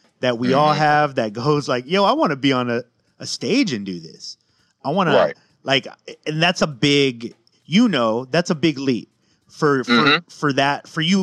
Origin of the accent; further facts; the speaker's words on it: West Coast, United States; growing up on the West Coast